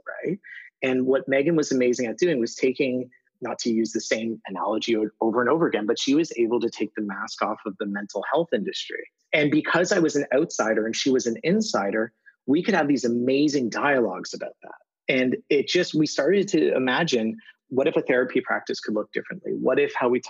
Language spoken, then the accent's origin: English; Toronto, Ontario, Canada; TED Toronto, like 1,200 people in my hometown